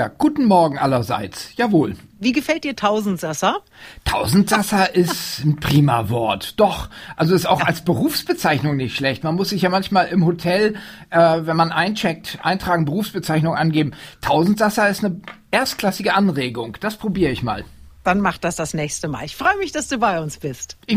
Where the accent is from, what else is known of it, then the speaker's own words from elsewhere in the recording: Oldenburg, Lower Saxony, Germany; also born or lived in Wildeshausen; Also Wildeshausen, äh, das ist der mythische Ort der Familie …. Ich bin da in Wirklichkeit nur geboren und habe während meiner Kindheit die Wochenenden dort verbracht, meine Vettern und meine Oma besucht. Aufgewachsen bin ich in der Stadt Oldenburg.